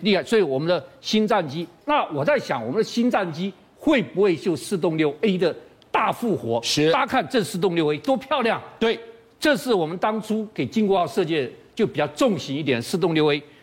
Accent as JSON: {"language": "Chinese", "country": "Taiwan"}